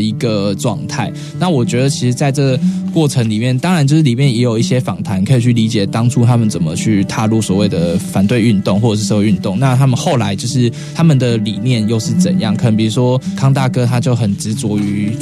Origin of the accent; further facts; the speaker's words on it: Chiayi, Taiwan; 我们都是嘉义人